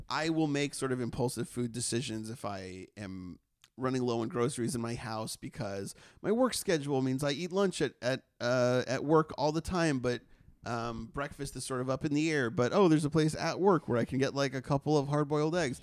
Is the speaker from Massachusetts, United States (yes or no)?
yes; Massachusetts, United States; moved away; where I grew up in Massachusetts